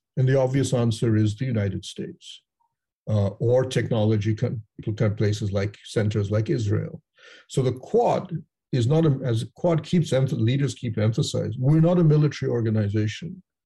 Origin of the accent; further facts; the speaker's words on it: Kolkata, West Bengal, India; I'm a Bengali from Calcutta